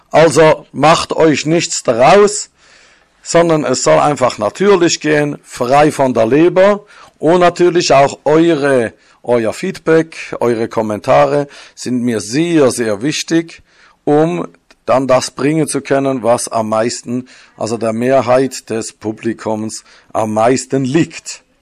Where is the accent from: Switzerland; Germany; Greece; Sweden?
Switzerland; born there; accent: Swiss; Ich bin gebürtiger Schweizer, das hört ihr auch von dem Schweizer Akzent.